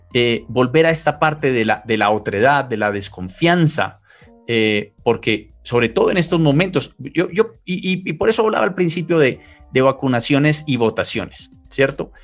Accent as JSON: {"language": "Spanish", "country": "Colombia", "said": "soy colombiano"}